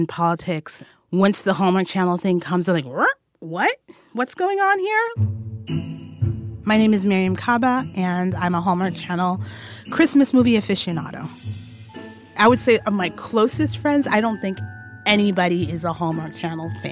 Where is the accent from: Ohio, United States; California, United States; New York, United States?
New York, United States; New York City; I'm a Black Muslim woman, born and raised in New York City